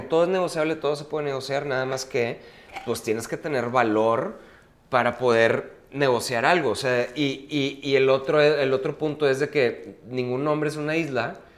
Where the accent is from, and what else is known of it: Mexico